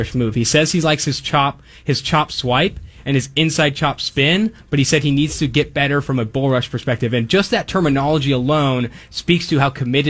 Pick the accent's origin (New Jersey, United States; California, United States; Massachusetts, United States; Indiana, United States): California, United States; Oakland; also born or lived in San Diego; born and raised in Oakland, so I had season tickets with my dad for about 8 years before going to San Diego State for college.